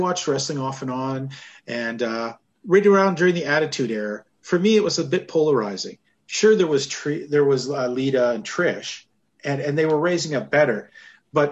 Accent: Western Canada, Canada; I grew up in Western Canada

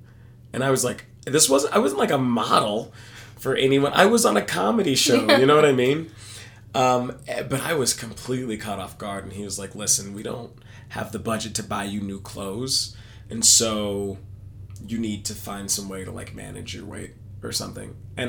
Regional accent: Texas, United States; No, I'm from Texas.

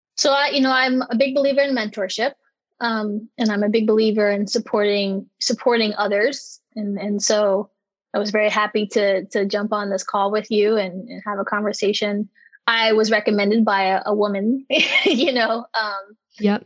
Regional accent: Maryland, United States; I'm from Maryland

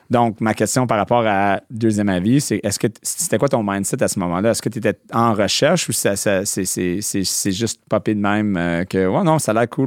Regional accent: Montreal, Quebec, Canada; born or raised there; also born or lived in New Brunswick

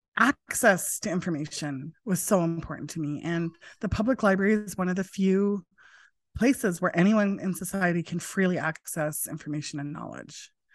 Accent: Prince George, British Columbia, Canada; now in Vancouver, Canada; Was born here in Vancouver, but I grew up in Prince George

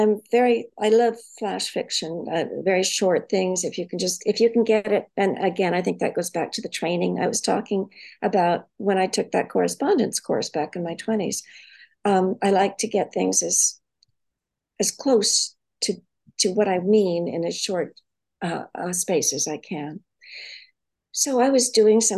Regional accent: San Francisco Bay Area, California, United States; also born or lived in Arkansas, United States; growing up in the Bay Area, which is where I was born, in San Francisco, and I grew up in Sausalito, Mill Valley, San Anselmo

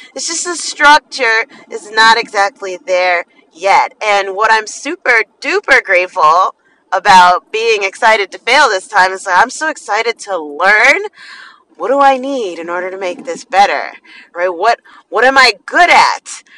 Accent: New Jersey, United States; I'm from Jersey

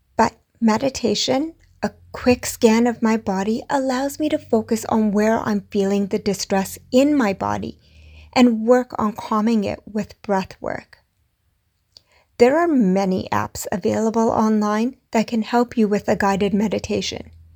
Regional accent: India; I'm Indian.

